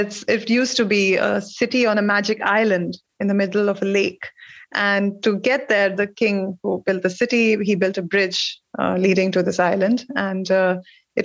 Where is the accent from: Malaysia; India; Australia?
India; moved away as an adult; also born or lived in Kabul; I had come from India